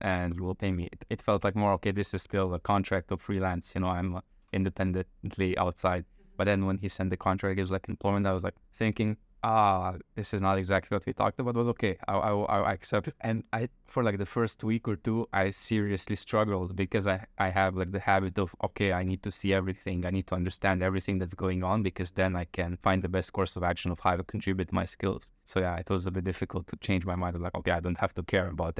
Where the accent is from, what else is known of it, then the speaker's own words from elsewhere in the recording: Slovenj Gradec, Slovenia; moved away as an adult; also born or lived in Ljubljana, Slovenia; now in Chiang Mai, Thailand; from a very small town called Slovengrad. It's like 9,000 people. And I lived there until like high school. Then I moved to the capital, Ljubljana